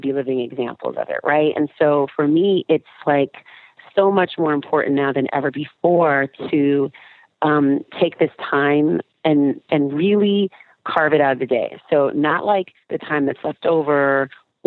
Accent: California, United States; moved away; I'm from California

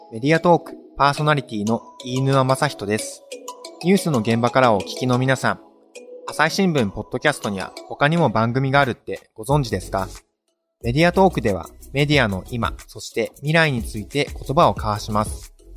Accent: Amagasaki, Hyogo, Japan; 尼崎生まれの喫水の阪神タイガースファン

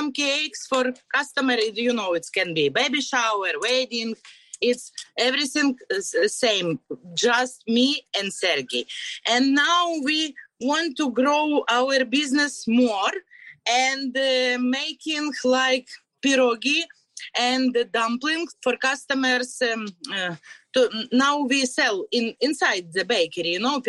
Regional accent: Kyiv Oblast, Ukraine; English is a second language; moved away as an adult; now in Flagler Beach, United States; we're both from Ukraine.

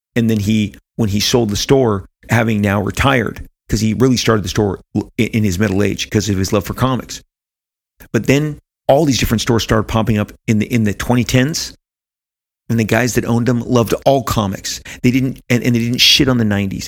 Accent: United States; didn't travel beyond the United States of America in my teenage years

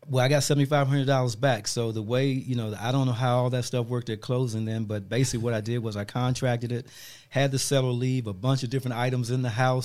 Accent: Washington, District of Columbia, United States; moved away as an adult; also born or lived in Fayetteville, North Carolina / Winston-Salem, North Carolina; I grew up in Washington D.C., raised by pretty much by my mom

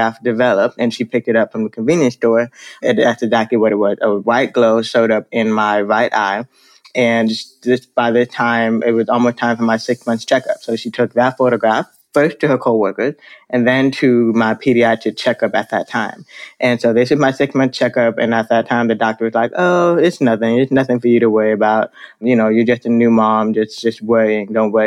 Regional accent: Miami, Florida, United States; now in Dallas, United States; I grew up in Miami, Florida. So I was born and just about raised in Miami, Florida

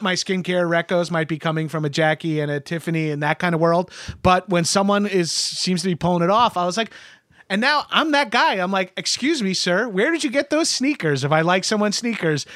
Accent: New York, United States; I'm Italian and I'm from New York

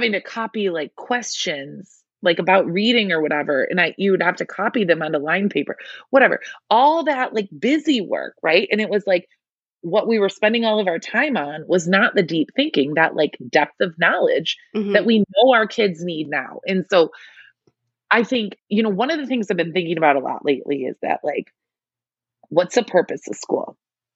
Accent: Michigan, United States; I'm in Michigan, I grew up in Michigan, I should say

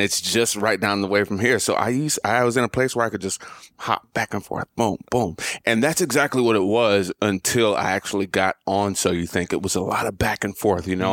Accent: Montgomery, Alabama, United States; moved away; I'm from Montgomery, Alabama

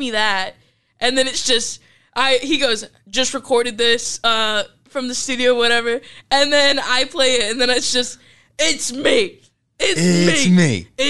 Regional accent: Pittsburgh, Pennsylvania, United States; now in Lincoln, United States; because I'm from Pittsburgh.

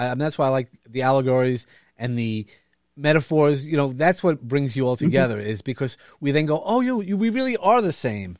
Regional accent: Brooklyn, New York, United States; you're going to hear that I'm from Brooklyn. I mean, it's not something that you can hide

